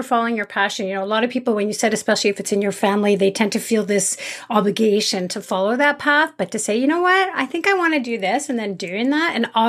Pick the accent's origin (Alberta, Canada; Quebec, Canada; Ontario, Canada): Quebec, Canada; Montreal; now in Calgary, Canada; So I live in Calgary now. I was born in Montreal.